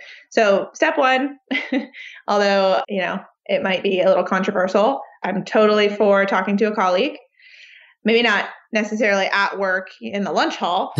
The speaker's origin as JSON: {"language": "English", "region": "New York", "country": "United States", "lives_now": "Austin, United States", "said": "I mean right next to me because I'm still a New Yorker and that I don't drive."}